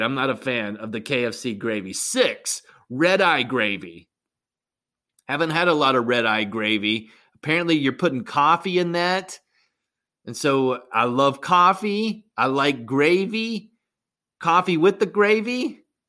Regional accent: West Virginia, United States; growing up in West Virginia

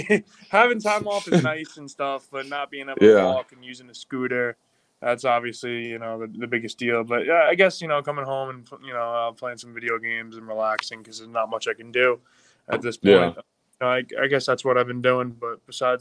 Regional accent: Long Island, New York, United States; now in Pittsburgh, United States; I'm not from Pittsburgh, you know, I'm from Long Island

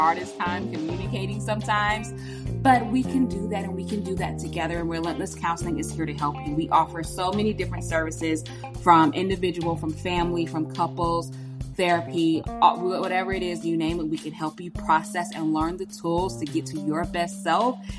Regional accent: United States; my home country, America

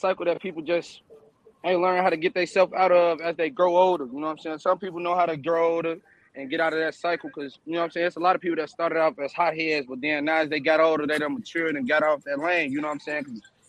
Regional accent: Chicago, Illinois, United States; Being in Iraq is like being wherever you grow up at.

